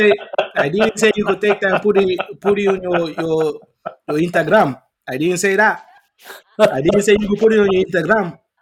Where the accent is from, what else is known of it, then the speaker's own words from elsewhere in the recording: New York City, New York, United States; And I'm born and raised in the Bronx.